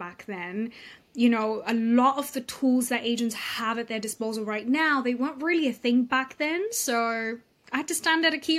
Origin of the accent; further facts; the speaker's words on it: Austria; moved away; also born or lived in United Kingdom; And I grew up in Europe. I grew up in Austria, between Austria and Europe, like in the UK.